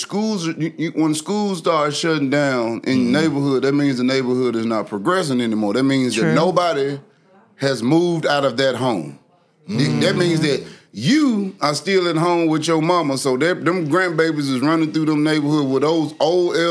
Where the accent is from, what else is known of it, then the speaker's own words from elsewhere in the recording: Memphis, Tennessee, United States; Whitehaven, from the Whitehaven